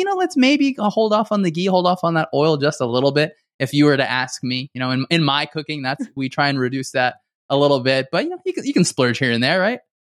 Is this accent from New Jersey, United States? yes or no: yes; New Jersey, United States; now in Dallas, United States; my wife and I grew up in New Jersey